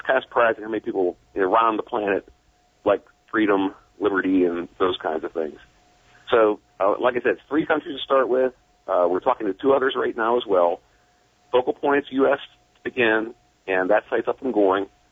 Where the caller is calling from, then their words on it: Philadelphia, Pennsylvania, United States; calling from Philadelphia, Pennsylvania area